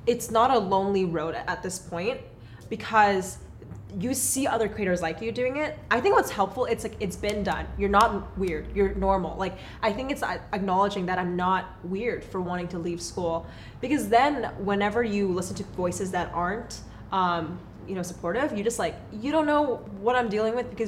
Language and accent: English; Los Angeles, California, United States; born there; also born or lived in Texas; now in Portland, United States; Well, I was born in Los Angeles.